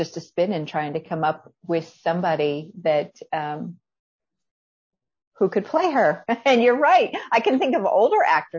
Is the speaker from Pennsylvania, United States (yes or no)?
yes; northwestern Pennsylvania, United States; I grew up in Amish country. I was in between three Amish communities in northwestern Pennsylvania.